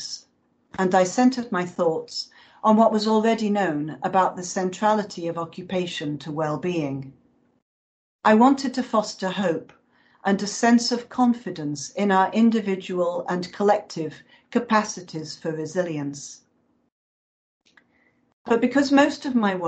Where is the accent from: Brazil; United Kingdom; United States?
United Kingdom; moved away; my home country